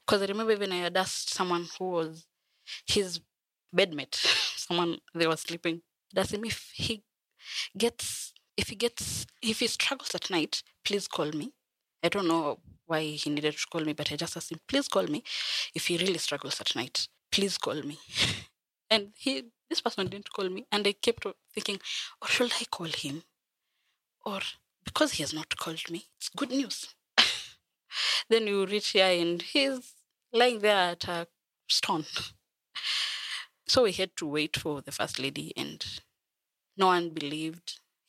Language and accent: English; Bungoma, Bungoma County, Kenya; I am from Bungoma. I have lived in Bungoma.